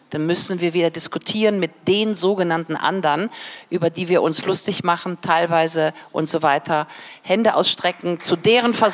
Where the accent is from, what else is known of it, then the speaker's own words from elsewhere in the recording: Berlin, Germany; Ähm, ich komme ja aus Berlin.